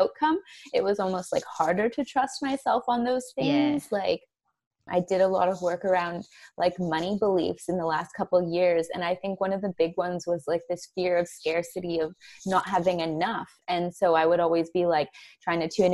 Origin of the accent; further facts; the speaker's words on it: Canada; moved away as an adult; now in Australia; I'm from Canada originally. I moved to Australia 8 years ago